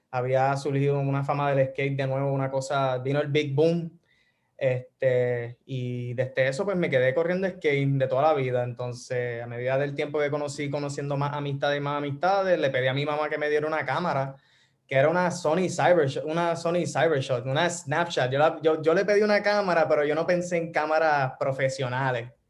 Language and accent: Spanish; Toa Baja, Puerto Rico; also born or lived in Bayamón / San Juan / Orlando; originalmente soy de Bayamón, pero fui criado en, o sea, toda mi vida en toda, este, toda alta, en, sí, alta, Levitown.